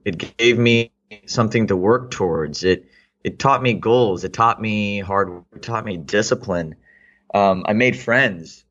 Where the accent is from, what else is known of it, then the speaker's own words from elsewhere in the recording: Houston, Texas, United States; also born or lived in India / Austin, Texas; I lived in Houston from the sixth grade. Uh, it pretty much, I, for all intents and purposes, I consider myself to be Houstonian